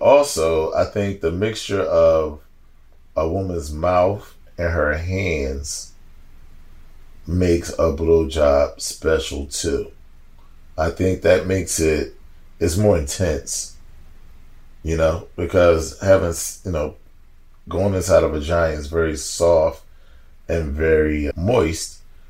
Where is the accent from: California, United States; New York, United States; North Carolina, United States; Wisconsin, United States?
California, United States; Los Angeles; Yeah. Where you from? I'm from Cali.